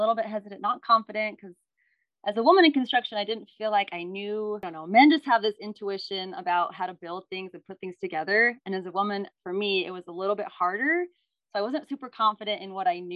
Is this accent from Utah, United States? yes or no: yes; Utah, United States; I'm from Utah